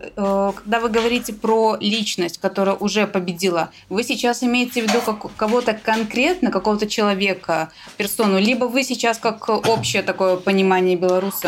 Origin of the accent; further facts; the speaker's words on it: Belarus; мы, белорусы